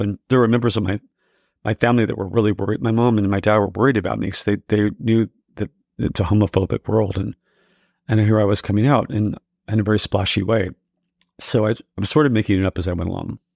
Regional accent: Texas, United States; moved away as an adult; also born or lived in New York City; growing up in Texas and I realized I was gay

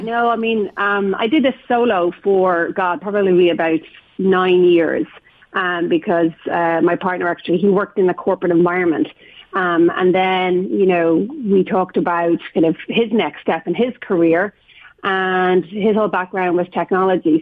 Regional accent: Ireland; moved away as an adult; now in San Francisco, United States; just being Irish

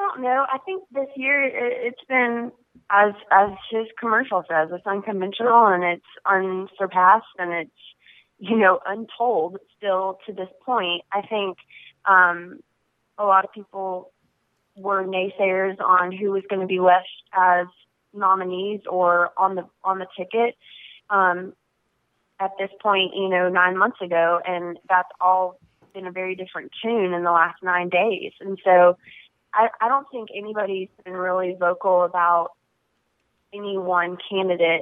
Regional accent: Travelers Rest, South Carolina, United States; It's been near and dear to my stomping grounds for the majority of my life

